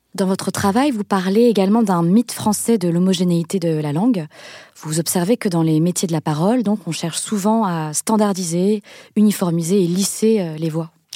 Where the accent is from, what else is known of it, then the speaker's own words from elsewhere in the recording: Lille, Hauts-de-France, France; Je suis née à Lille, dans le nord de la France